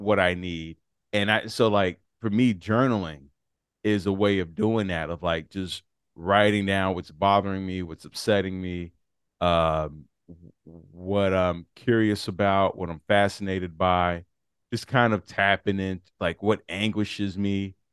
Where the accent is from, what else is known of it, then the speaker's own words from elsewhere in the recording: Chicago, Illinois, United States; I'm from Chicago